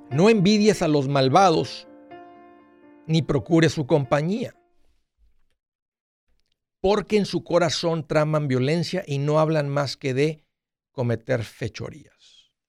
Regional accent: Ecuador; now in New York, United States; del Ecuador.

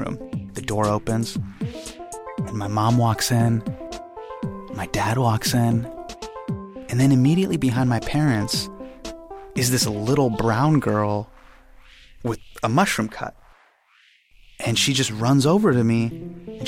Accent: Davis, California, United States; we live Davis, Sacramento, Northern California

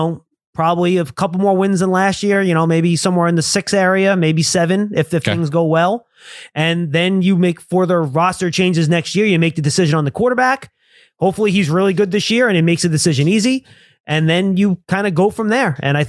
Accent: New York City, New York, United States; Well, I grew up in Brooklyn.

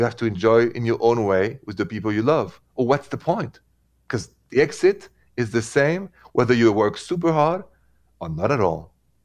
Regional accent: France; accent: French; English is a second language; moved away as an adult; now in United States; my accent is from France, and I am now in the States for the last 22 years, and a proud American citizen.

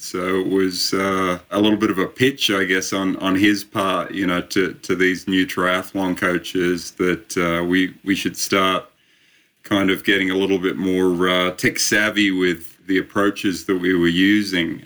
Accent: Australia; also born or lived in Sydney, Australia; I started my uh, my studies a little over 30 years ago now, back in uh, back in Sydney, Australia

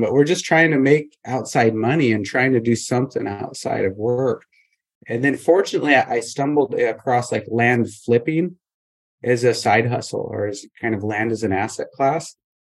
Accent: Montana, United States; moved away as an adult; I grew up in Montana

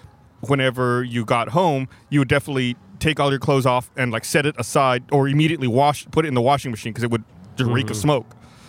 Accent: Austin, Texas, United States; I was born in Austin

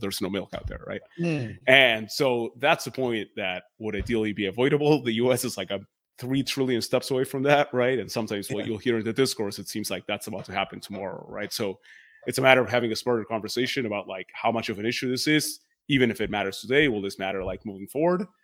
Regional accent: Argentina; now in United States; I grew up in Argentina where the economy has been messed up for a long time

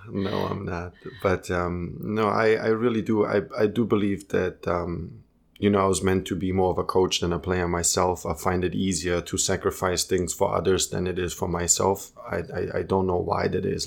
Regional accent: Munich, Bavaria, Germany; English is a second language; also born or lived in Croatia; I was born in Munich. You know, raised in Munich.

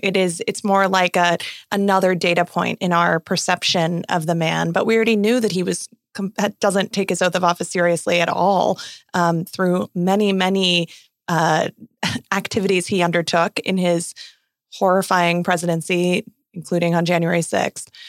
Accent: Arizona, United States; my home state of Arizona

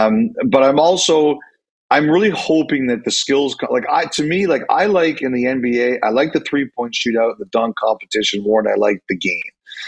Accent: Canada; I think we joke, we're the Canadian hockey snobs.

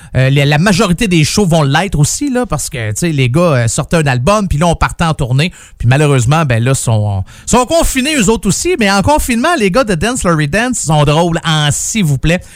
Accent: Saint-Jérôme, Quebec, Canada; Je suis euh, natif de Saint-Jérôme

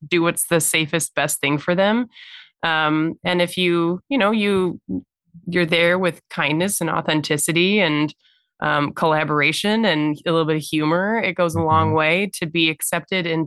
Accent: Chicago, Illinois, United States; I grew up in the Chicagoland area and have lived in the city proper for the past 15 plus years

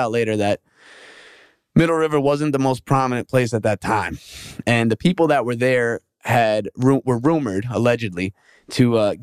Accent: New York, United States; moved away; I'm from New York

